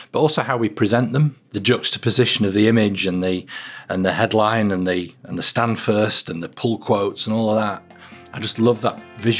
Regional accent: Lancaster, North West England, United Kingdom; also born or lived in Manchester; Yeah, so I grew up in Lancaster and I came to university in Manchester in 1985.

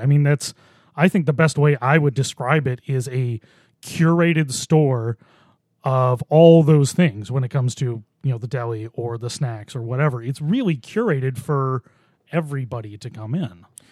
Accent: Boston, New York, United States; I grew up in Buffalo

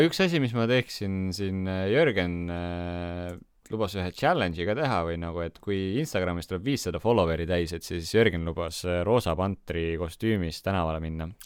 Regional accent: Estonia; me oleme kõik eestlased, me räägime sama keelt

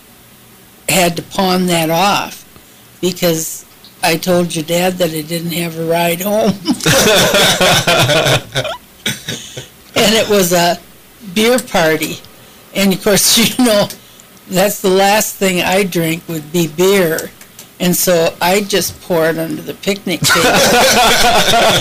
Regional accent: Sioux Falls, South Dakota, United States; also born or lived in Mitchell, South Dakota / Stillwater, Minnesota; I grew up in North End

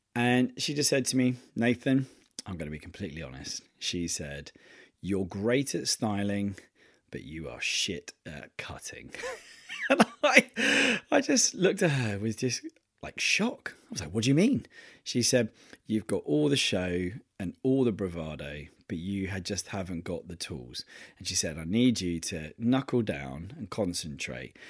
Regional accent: Torquay, South West England, United Kingdom; moved away; I'm going back to my hometown

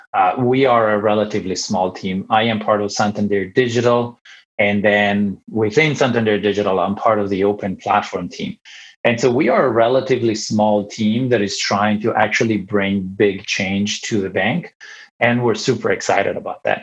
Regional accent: Italy; moved away as an adult; also born or lived in Ireland / Finland; now in United States; I'm born and raised in Italy

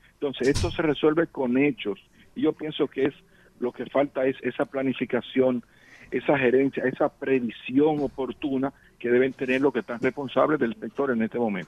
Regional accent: Dominican Republic; un dominicano que siente

